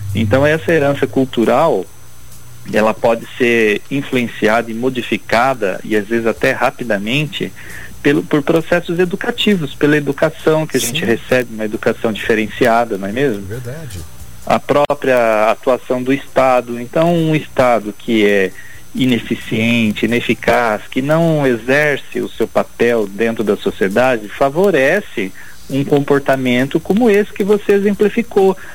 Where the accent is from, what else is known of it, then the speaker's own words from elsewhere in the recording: Brazil; como brasileiro